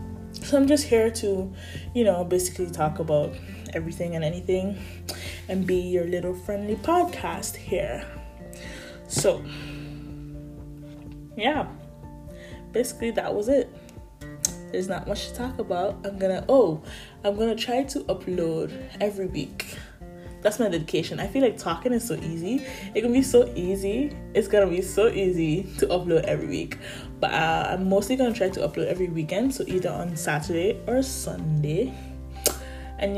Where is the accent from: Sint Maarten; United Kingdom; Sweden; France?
Sint Maarten; moved away as an adult; now in Netherlands; I'm 19 years old and I am currently living in the Netherlands. However, I was born in St. Martin, an island in the Caribbean, a beautiful island in the Caribbean at that. But I moved in 2019 after I graduated high school